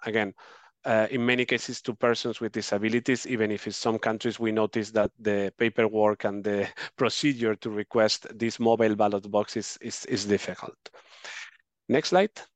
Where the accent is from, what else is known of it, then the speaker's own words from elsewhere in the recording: Spain; my home country, Spain